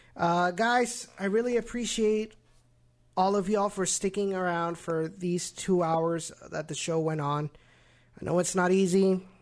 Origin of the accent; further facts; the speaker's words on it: Rio Grande Valley, Texas, United States; it represents my hometown